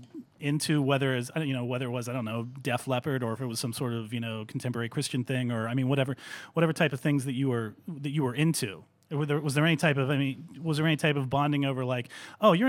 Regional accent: Greensburg, Pennsylvania, United States; moved away; also born or lived in Cleveland; Greensburg, Pennsylvania, my hometown

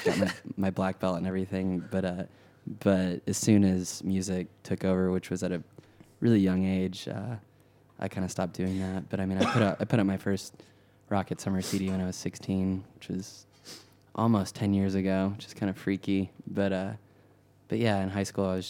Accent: Texas, United States; when I was a kid, I grew up in Texas

